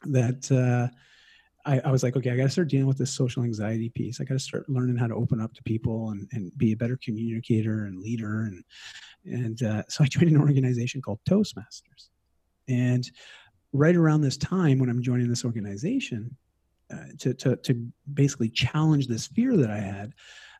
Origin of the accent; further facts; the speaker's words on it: Toronto, Ontario, Canada; moved away as an adult; also born or lived in Vancouver; I moved across the country from Toronto to Vancouver for university, and you know, at 18